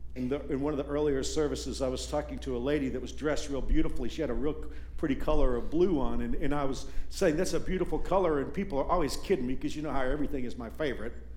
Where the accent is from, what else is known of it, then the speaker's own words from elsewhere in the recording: Texas, United States; now in Kansas, United States; When I was growing up in Texas, I grew up in a redneck part of the state